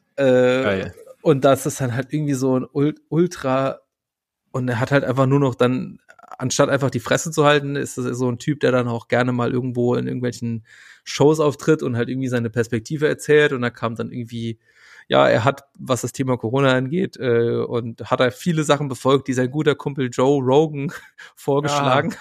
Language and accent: German; West Germany, Germany; ich bin ja nicht im Osten aufgewachsen, sondern ich bin im Westen aufgewachsen